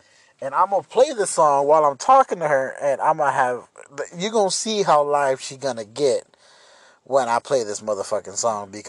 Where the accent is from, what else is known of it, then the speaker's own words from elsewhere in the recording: Texas, United States; I'm from Texas.